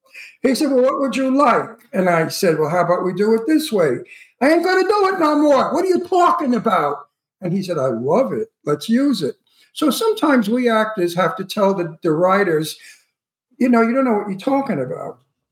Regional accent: New York City, New York, United States; accent: Brooklyn; moved away; also born or lived in Long Island; I play always a Brooklyn gangster because of my accent, and I'm from Brooklyn.

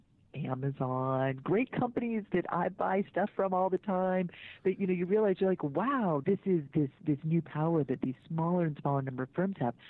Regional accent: Mukilteo, Washington, United States; I grew up in the Seattle area, actually. I spent my school years in Mukilteo, Washington

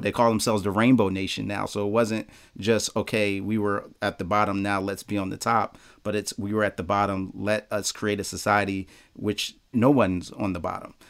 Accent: Philadelphia, Pennsylvania, United States; I'm from Philly

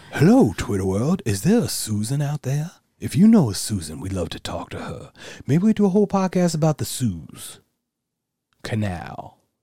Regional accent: Philadelphia, Pennsylvania, United States; growing up in Philadelphia

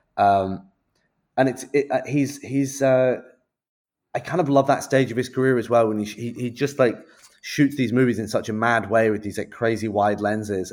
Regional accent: United Kingdom; I'm a Brit

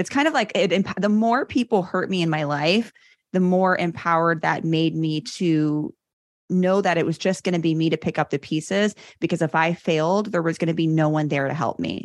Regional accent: Chicago, Illinois, United States; I grew up in Chicago, born and raised

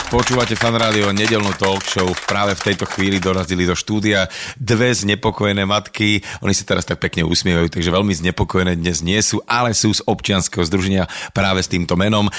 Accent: Bratislava, Bratislava Region, Slovakia; ja som z Devina

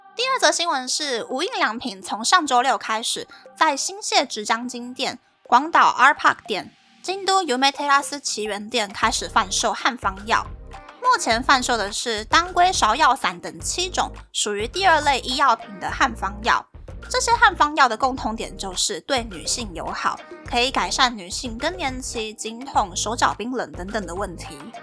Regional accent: Taiwan; moved away as an adult; now in Japan; 身为台湾人的我就已经先不行了

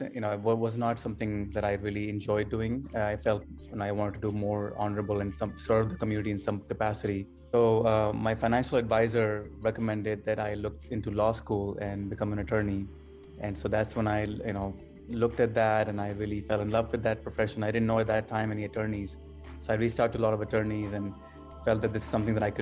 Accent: Canada; moved away as an adult; also born or lived in Pakistan; now in United States; I was born in Pakistan and moved to Canada when I was 10 years old with my family for better business and better educational opportunities, and then subsequently moved to the United States in 1999. So I was about 19 years old.

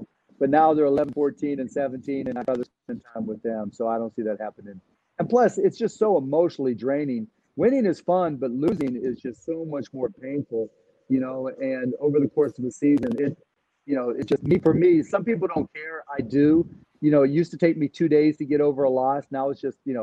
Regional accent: Pittsburgh, Pennsylvania, United States; moved away; also born or lived in Dallas; I still got my same friends from growing up in Pittsburgh

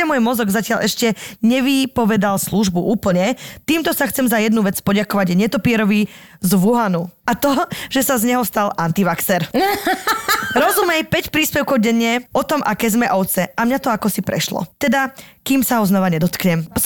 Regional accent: Slovakia; now in Poland; som konečne sa dorazila na svoju rodnú zem

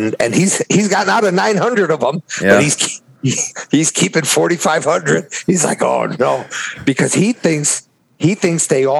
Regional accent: Chicago, Illinois, United States; I grew up in Chicago

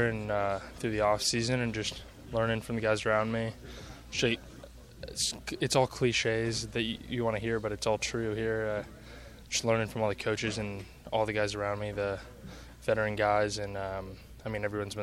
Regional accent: Marin County, California, United States; I'm fourth generation from Marin

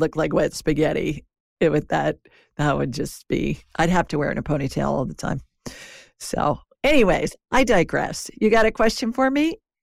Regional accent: Ohio, United States; I grew up in Ohio

